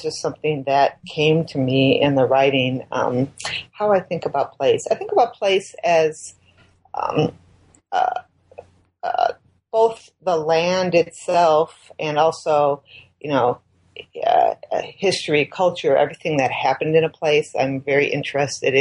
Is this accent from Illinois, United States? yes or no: yes; Chicago, Illinois, United States; moved away as an adult; now in Minnesota, United States; I'd grown up in Chicago.